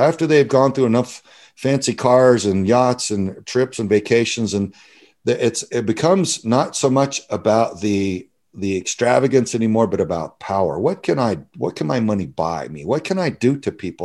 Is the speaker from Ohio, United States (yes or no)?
no; Southern Texas, United States; I grew up in Southern Texas